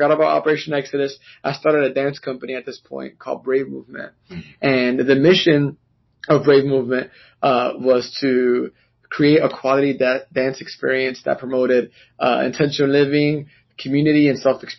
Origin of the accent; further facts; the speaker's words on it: New York City, New York, United States; moved away as an adult; now in North Richland Hills, United States; I was born and raised in New York City, Washington Heights, to be specific, which is an area in Upper Manhattan that I love, full of Dominicans and diversity and dancing and culture and food.